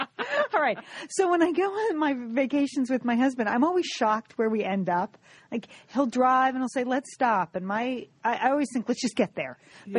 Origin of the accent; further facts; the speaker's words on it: United States; we grew up an hour outside of New York City.